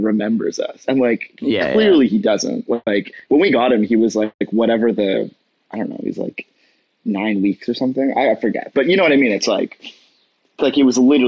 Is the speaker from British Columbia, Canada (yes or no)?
no; Toronto, Ontario, Canada; I grew up in the East End, and I have like a love for it.